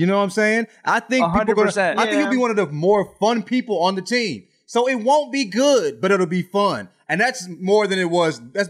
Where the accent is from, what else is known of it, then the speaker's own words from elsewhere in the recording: Alabama, United States; I grew up in the South in Alabama